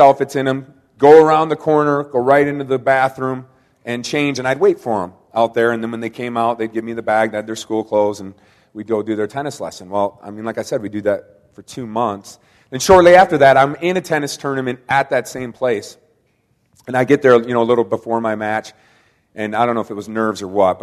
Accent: Kalamazoo, Michigan, United States; I am from Kalamazoo, Michigan

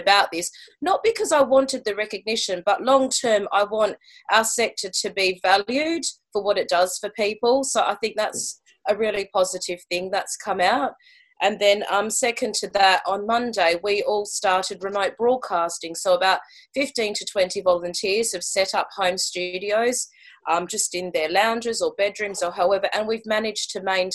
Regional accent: Australia; moved away as an adult; now in St Albans, United Kingdom; I'm Australian. I moved to the UK about 3 years ago now

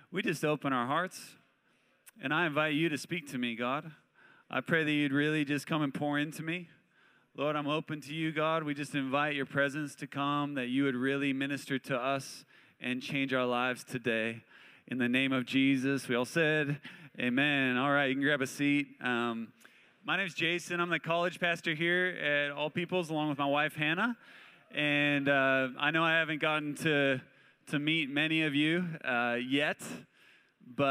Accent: Spokane, Washington, United States; moved away as an adult; also born or lived in San Luis Obispo, California; I grew up in Spokane, Washington

